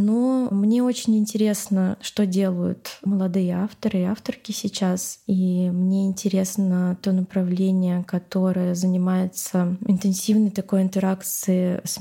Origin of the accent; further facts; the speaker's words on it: Moscow, Russia; Я на самом деле выросла в этом городе. Я выросла на Новокузнецкой улице, то есть в центре, и очень сильно любила этот район